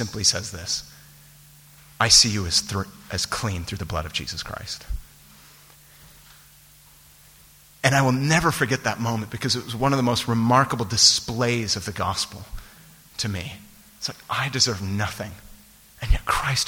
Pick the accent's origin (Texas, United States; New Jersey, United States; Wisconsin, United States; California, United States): California, United States; San Francisco Bay Area; born or raised there; moved away